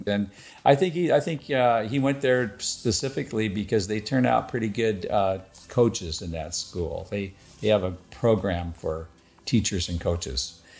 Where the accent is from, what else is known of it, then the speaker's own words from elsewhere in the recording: Oregon, United States; I grew up in Linn County, not far from Albany and Corvallis, but also not that far from Eugene, but a little bit closer to Albany and Corvallis, and it was and is farming country.